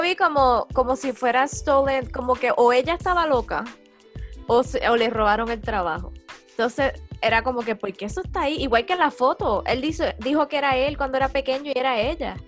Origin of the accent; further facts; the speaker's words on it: Cabo Rojo, Puerto Rico; vengo con palabras de Cabo Rojo